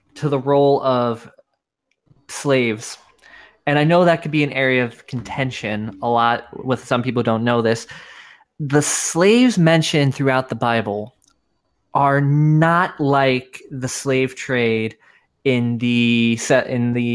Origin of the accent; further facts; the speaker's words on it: New York, United States; now in Florida, United States; I was born in New York, man. Like I should be talking like this, eating pizza, all that fun stuff.